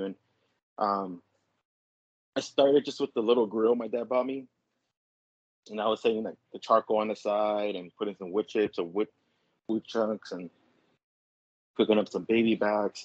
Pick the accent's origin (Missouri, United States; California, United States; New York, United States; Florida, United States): California, United States; Los Angeles; I'm actually born and raised from LA. I've pretty much lived around the same area my whole life